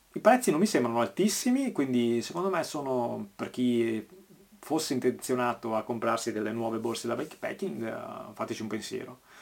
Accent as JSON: {"language": "Italian", "region": "Veneto", "country": "Italy", "said": "conterraneo qua a Veneto"}